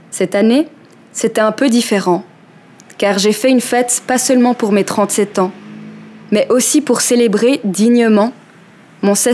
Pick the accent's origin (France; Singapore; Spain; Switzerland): Switzerland; Geneva; Je sais que je n'arrête pas de répéter que je ne me sens plus chez moi à Genève, mais c'est ce que j'ai de plus proche d'un chez moi, en attendant ma prochaine destination.